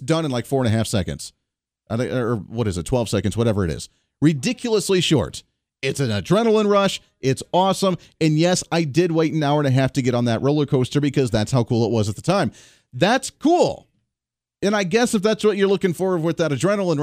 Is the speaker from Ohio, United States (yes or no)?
yes; Ohio, United States; I grew up in the Ohio area where we went to Cedar Point